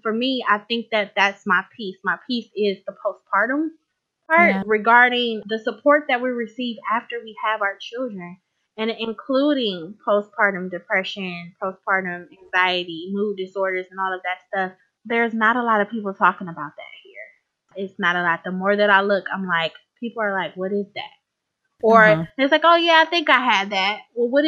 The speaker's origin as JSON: {"language": "English", "town": "Cleveland", "region": "Ohio", "country": "United States", "tie": "born or raised there", "said": "I live in a suburb of Cleveland as of right now, but I was born and raised in Cleveland, Ohio"}